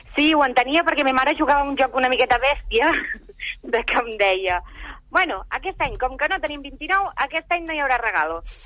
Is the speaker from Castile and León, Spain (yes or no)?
no; Granollers, Catalonia, Spain; jo vaig néixer a l'Hospital de Granollers